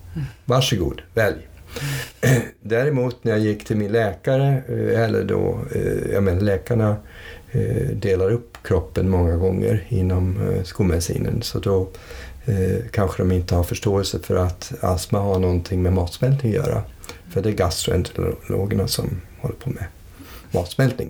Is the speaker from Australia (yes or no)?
no; United States; moved away as an adult; flyttade vi till USA 58. Och sen växte jag upp i USA under 20 års tid.